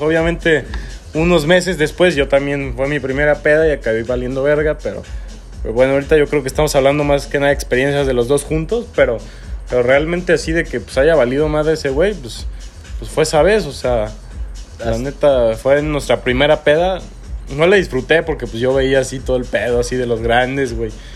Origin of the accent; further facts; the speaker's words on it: Celaya, Guanajuato, Mexico; Nosotros somos de Celaya, Guanajuato